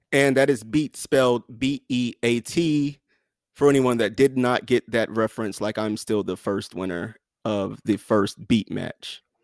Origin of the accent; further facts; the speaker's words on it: the South, United States; I'm from the South